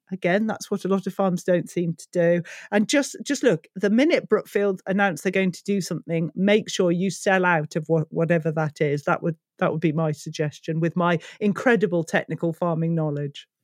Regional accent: United Kingdom; being British

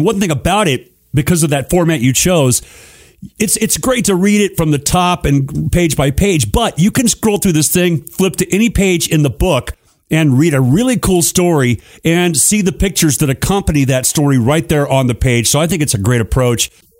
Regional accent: Phoenix, Arizona, United States; I grew up in Phoenix, Arizona.

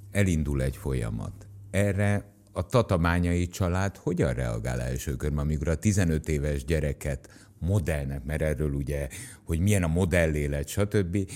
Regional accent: Tatabánya, Komárom-Esztergom, Hungary; Mind a ketten Tatabányán születtünk.

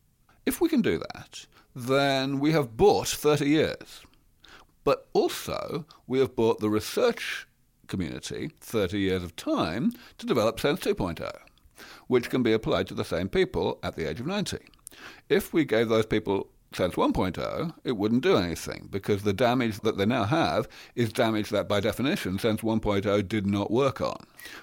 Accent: England, United Kingdom; I'm from England, you see. We have a civilized

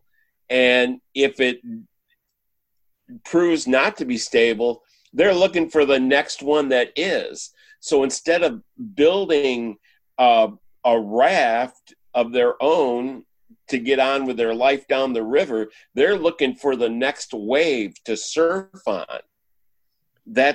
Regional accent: Michigan, United States; moved away as an adult; now in Texas, United States; I grew up in Michigan, and we were hit by the downturn of the auto industry when I was in high school.

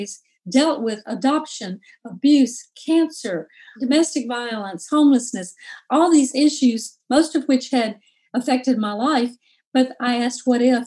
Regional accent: Jackson, Mississippi, United States; moved away as an adult; also born or lived in Oxford, Mississippi; now in Memphis, United States; I grew up in Jackson, Mississippi, and went to school in Oxford, Ole Miss

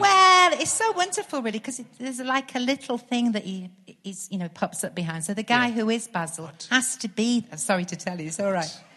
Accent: Stockport, North West England, United Kingdom; moved away as an adult; now in Birmingham, United Kingdom; I was born in Stockport and I did loads of kind of youth theatre at the Garrick uh, Theatre there

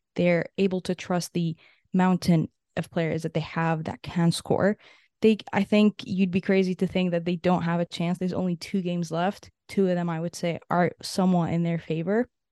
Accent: Canada; as a Canadian

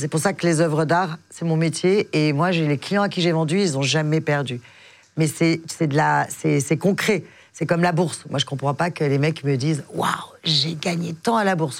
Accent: Biarritz, Nouvelle-Aquitaine, France; now in Paris, France; je suis du Biarritz, dans le sud-ouest

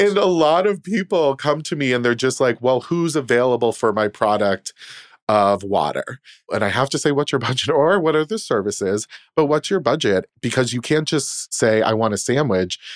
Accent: Boston, Massachusetts, United States; moved away as an adult; also born or lived in Poughkeepsie, New York / New York City; I'm from Boston. I was born and raised there

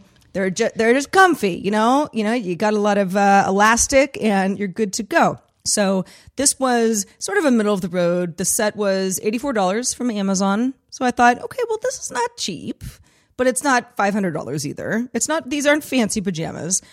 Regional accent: San Francisco, California, United States; also born or lived in Los Angeles; growing up in the Bay Area and spending a lot of, uh, many of my, my formative years in San Francisco

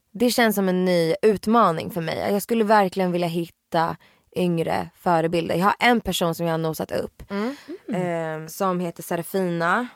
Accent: Sweden; bott i Sverige hela mitt liv, jag känner mm. mig 100% svensk

